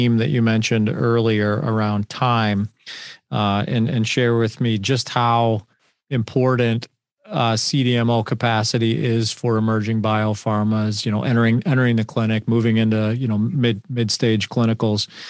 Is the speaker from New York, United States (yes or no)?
yes; Buffalo, New York, United States; I grew up in Buffalo